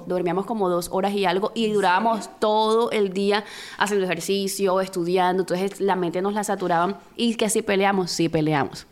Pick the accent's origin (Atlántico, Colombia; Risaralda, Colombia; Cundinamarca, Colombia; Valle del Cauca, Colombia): Atlántico, Colombia; Barranquilla; somos de Barranquilla